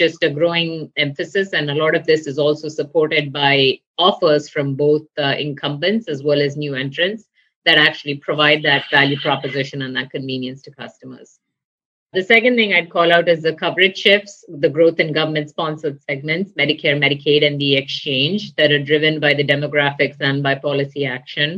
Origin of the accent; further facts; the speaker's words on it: India; moved away as an adult; now in United States; I grew up in India in a family with educators, doctors, and researchers